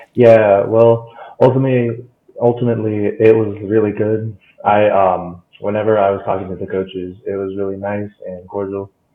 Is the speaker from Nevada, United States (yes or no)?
yes; North Las Vegas, Nevada, United States; I'm from North Las Vegas, and I've actually been homeschooled all my life until sophomore year, um, when I started playing football here